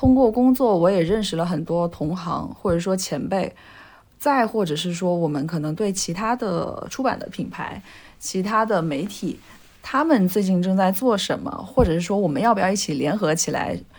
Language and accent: Chinese; Nanning, Guangxi, China; moved away as an adult; also born or lived in Beijing; now in Shenzhen, China; 我从小在我们家那边也是有午休的。我觉得对于像南宁这样的非一线城市来讲，它的生活节奏更慢。